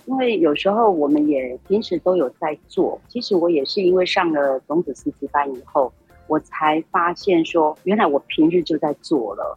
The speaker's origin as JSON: {"language": "Chinese", "town": "Hualien", "region": "Hualien County", "country": "Taiwan", "also_born_or_lived": "Taipei", "said": "我是来自花莲，我是在上藤工商，汉影科担任教师"}